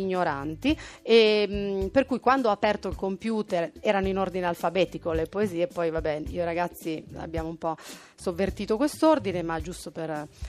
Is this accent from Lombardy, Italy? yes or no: yes; Milan, Lombardy, Italy; io sono nata a Milano